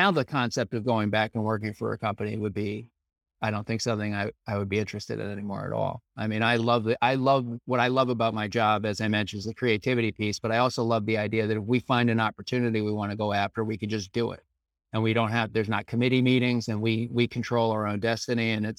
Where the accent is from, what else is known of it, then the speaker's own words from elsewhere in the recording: Scarborough, Maine, United States; so I grew up in Maine, as I mentioned, I grew up in Scarborough, Maine.